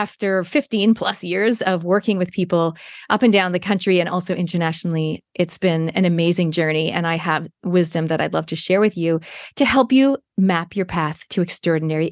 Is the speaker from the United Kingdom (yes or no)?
no; Canada; moved away; I was born in Canada